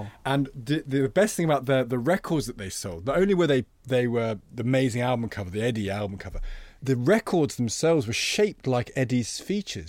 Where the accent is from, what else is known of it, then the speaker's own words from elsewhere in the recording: Loughborough, East Midlands, United Kingdom; the record shop when I was growing up in Loughborough